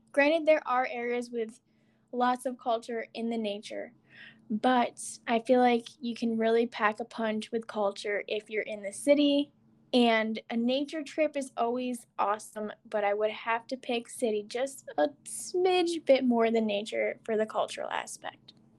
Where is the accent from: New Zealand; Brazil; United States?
United States; New York; being born and raised in New York and traveling all over the place